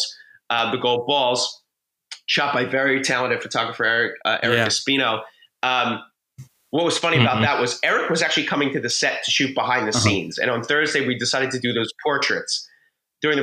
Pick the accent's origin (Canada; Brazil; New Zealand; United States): United States; Philadelphia, Pennsylvania; I'm from Philadelphia